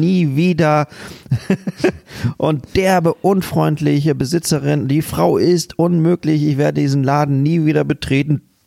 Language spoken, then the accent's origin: German; Hamburg, Germany; bei uns in Hamburg